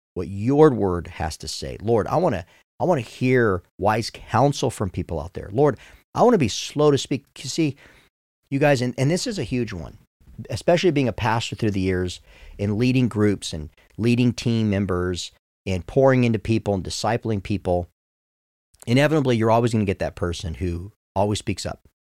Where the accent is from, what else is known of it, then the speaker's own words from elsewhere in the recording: United States; I'm an American